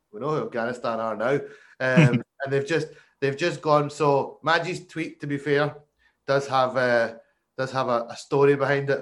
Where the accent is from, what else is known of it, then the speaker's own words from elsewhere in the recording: Scotland, United Kingdom; We're Scottish